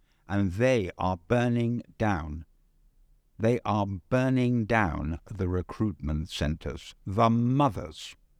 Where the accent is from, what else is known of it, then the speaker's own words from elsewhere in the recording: London, United Kingdom; Well, I was born in the City Road in London.